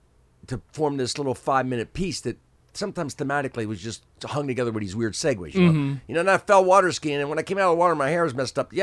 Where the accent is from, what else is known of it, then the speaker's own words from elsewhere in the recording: New Jersey, United States; New Jersey. Yeah.